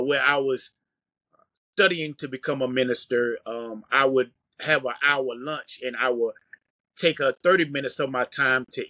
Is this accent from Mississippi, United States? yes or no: no; Greenville, North Carolina, United States; now in Greensboro, United States; I live in Greensboro, North Carolina. I was raised in Greenville, North Carolina